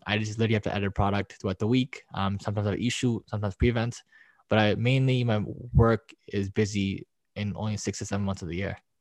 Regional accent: Toronto, Ontario, Canada; I'm from Toronto.

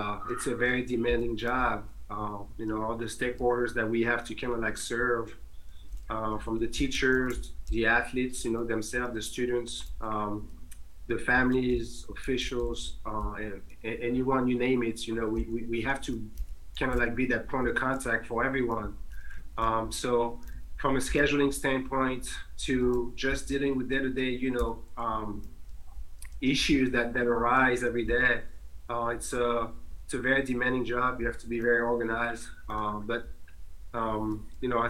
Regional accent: Paris, Île-de-France, France; now in Delaware, United States; I was born and raised in Paris.

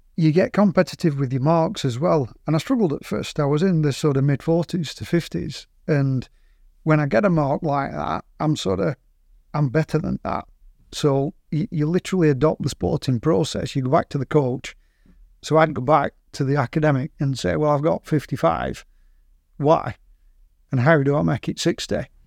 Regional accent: Burnley, North West England, United Kingdom; we're from Burnley

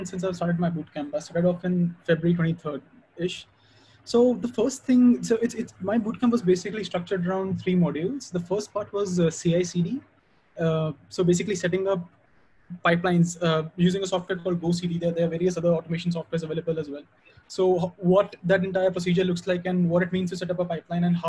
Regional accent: Pune, Maharashtra, India; I'm from Pune.

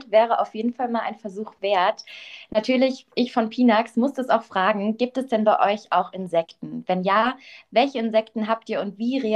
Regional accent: Berlin, Germany; Passt natürlich sehr praktisch als Berlinerin, da mal vorbeizuschauen.

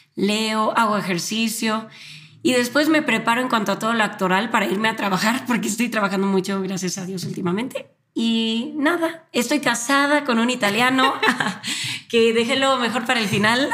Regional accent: Guadalajara, Jalisco, Mexico; also born or lived in Argentina; now in Mexico City, Mexico; soy de Guadalajara, pero eh, actualmente estoy viviendo en la Ciudad de México por mi trabajo

